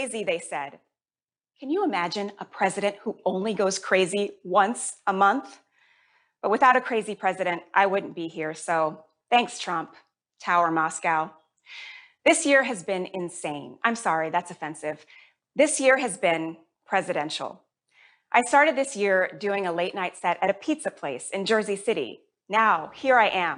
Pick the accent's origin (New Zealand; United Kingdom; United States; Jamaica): Jamaica; I was born in Jamaica. My whole family is Jamaican